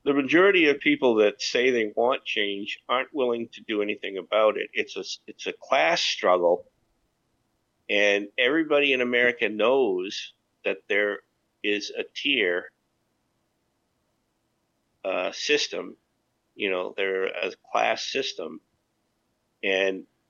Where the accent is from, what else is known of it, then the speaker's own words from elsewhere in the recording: United States; moved away; I am an American and I wished I was home